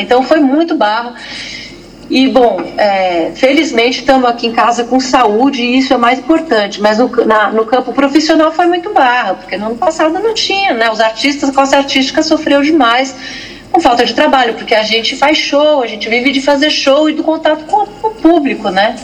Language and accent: Portuguese; São Paulo, Brazil; sou paulistana e estou aqui, enfurnada aqui